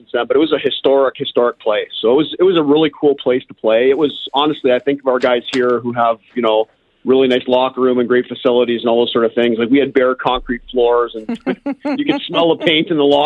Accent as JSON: {"language": "English", "town": "Toronto", "region": "Ontario", "country": "Canada", "tie": "born or raised there", "moved": "yes", "said": "I grew up in Toronto"}